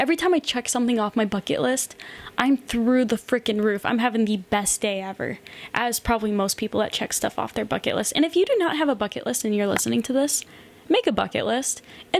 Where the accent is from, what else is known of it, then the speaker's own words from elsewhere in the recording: United States; moved away as an adult; growing up in America